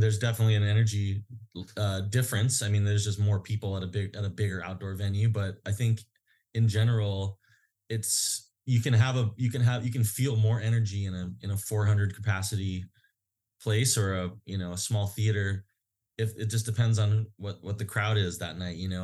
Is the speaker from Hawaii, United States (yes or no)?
yes; Hawaii, United States; places that we grew up in Hawaii